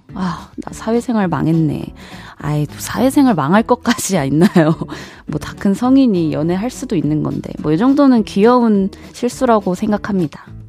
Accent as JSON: {"language": "Korean", "town": "Jeonju", "region": "North Jeolla", "country": "South Korea", "tie": "born or raised there", "moved": "yes", "said": "제가 이제 고향이 전주다 보니까 한 번씩 본가에 내려갈 때 KTX를 타고 움직이는데요"}